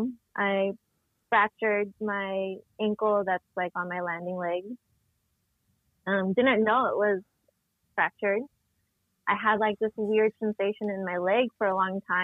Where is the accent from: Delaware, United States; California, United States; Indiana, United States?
California, United States; San Diego; I'm grew up born and raised San Diego